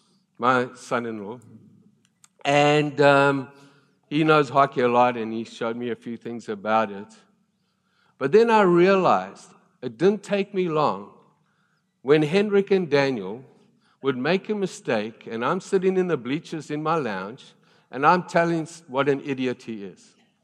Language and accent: English; South Africa; I came from South Africa. Rugby is a big deal, and I love rugby.